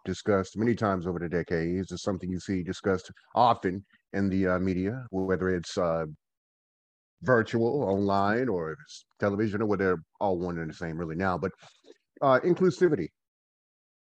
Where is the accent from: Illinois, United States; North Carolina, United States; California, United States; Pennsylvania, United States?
North Carolina, United States; Goldsboro; now in Winston-Salem, United States; I am from Goldsboro, North Carolina. I'm a Goldsboroianite. I currently live in Winston-Salem, North Carolina